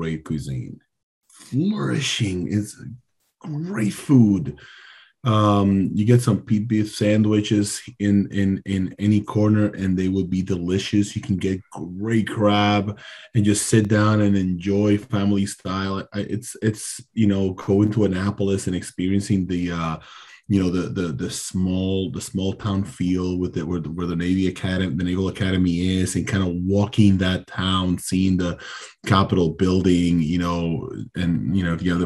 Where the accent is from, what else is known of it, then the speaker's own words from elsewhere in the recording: Dominican Republic; moved away; I am from the Caribbean